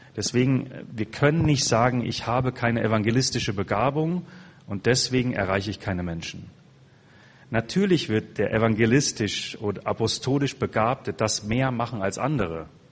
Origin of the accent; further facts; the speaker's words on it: Germany; also born or lived in Passau; unsere Mentalität als Deutsche.